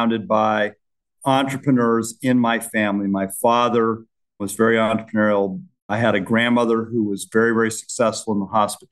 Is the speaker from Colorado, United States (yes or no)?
yes; Gunnison, Colorado, United States; now in Lincoln, United States; I grew up in Western Colorado in a very small town